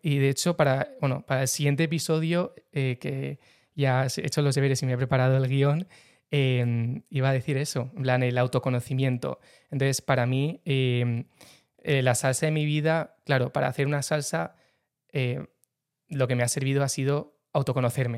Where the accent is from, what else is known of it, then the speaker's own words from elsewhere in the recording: San Sebastián, Basque Country, Spain; de San Sebastián, tengo 28 años